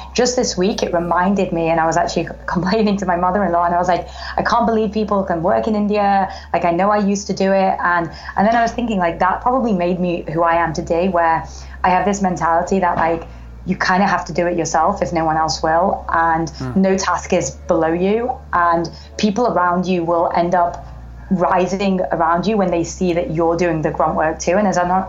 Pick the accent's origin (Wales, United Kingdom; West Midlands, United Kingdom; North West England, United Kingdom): North West England, United Kingdom; Manchester; moved away; also born or lived in Oxford; So I was born and raised in England, grew up in Manchester.